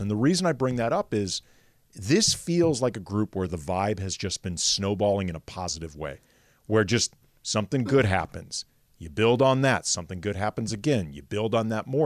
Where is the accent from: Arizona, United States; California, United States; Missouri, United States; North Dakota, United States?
Missouri, United States; St. Louis; moved away; I grew up in St. Louis